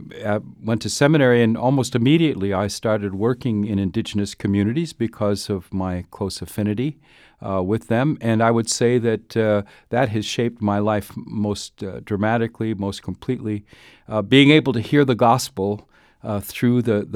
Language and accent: English; Duluth, Minnesota, United States; Well, I was born across the border in Minnesota. I grew up in mostly in Duluth, but all over the place.